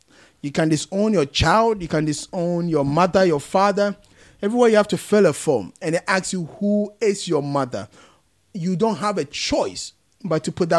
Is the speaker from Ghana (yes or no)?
yes; Kumasi, Ashanti, Ghana; now in United Kingdom; born and bred in Kumasi.